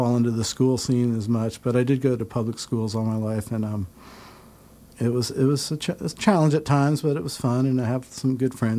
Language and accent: English; New Canaan, Connecticut, United States; born or raised there; moved away as an adult; also born or lived in Rome, New York